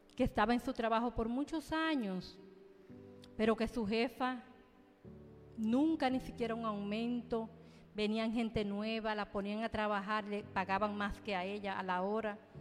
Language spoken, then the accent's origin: Spanish; Dominican Republic; yo soy dominicana